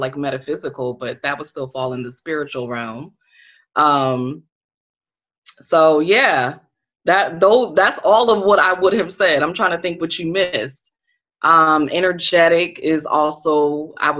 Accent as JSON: {"language": "English", "region": "Connecticut", "country": "United States", "moved": "yes", "lives_now": "Washington, D.C., United States", "said": "I'm from Connecticut."}